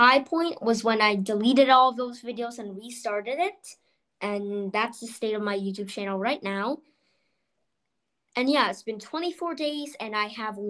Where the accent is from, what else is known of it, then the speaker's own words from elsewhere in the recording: California, United States; born there; also born or lived in Texas / North Carolina / Bronxville / New York City; And I was born in California. I went to Texas. I went to North Carolina. I took a few trips to Bronxville. I moved to Bronxville. And then I moved to New York City. Then I moved to Austria.